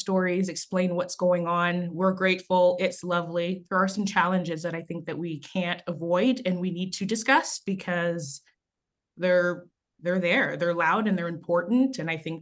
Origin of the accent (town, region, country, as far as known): Canada; born or raised there; also born or lived in Haiti